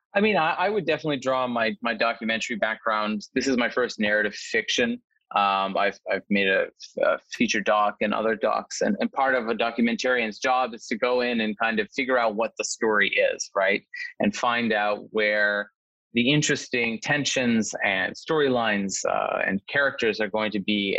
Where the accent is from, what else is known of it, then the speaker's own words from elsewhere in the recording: Nova Scotia, Canada; now in Los Angeles, United States; I'm, I'm originally from Nova Scotia myself, uh, from a small community